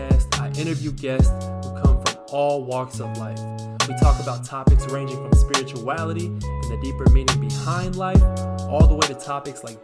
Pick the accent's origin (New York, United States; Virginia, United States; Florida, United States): Virginia, United States; Northern; moved away as an adult; also born or lived in Rhode Island; I'm from Northern Virginia